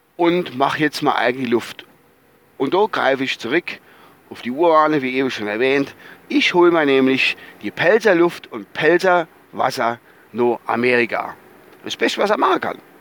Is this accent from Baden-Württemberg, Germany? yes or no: no; Rhineland-Palatinate, Germany; bei uns so in der Palz